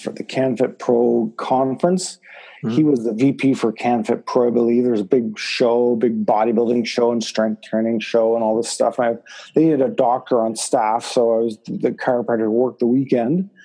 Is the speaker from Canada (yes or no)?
yes; Toronto, Ontario, Canada; I grew up in Scarborough in Agincourt